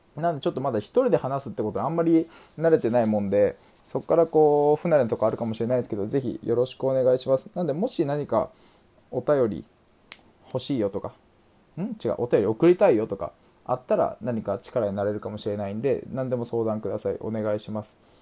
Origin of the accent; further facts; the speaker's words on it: Aichi, Japan; also born or lived in Amagasaki, Hyogo; 幼稚園小学校中学校高校とは愛知県で育ちましてみその国愛知県で育ちまして